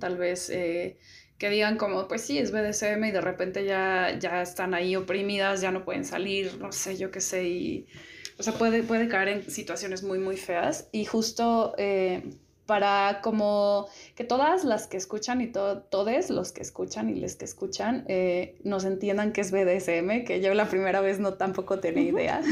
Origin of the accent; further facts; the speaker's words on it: San Luis Potosí, Mexico; yo soy de San Luis Potosí